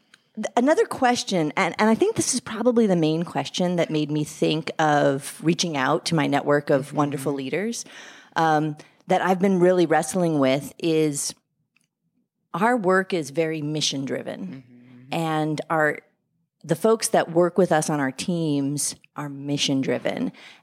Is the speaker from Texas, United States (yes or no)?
no; Louisiana, United States; I'm from Louisiana.